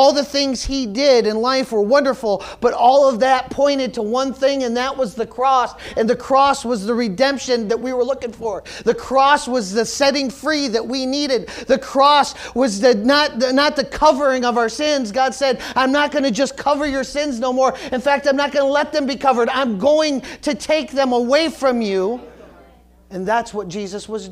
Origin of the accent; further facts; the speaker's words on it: United States; being American